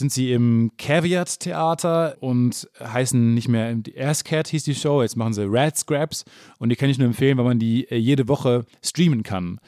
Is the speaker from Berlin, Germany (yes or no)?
no; Kamen, North Rhine-Westphalia, Germany; Kam, wo ich herkomme, 30.000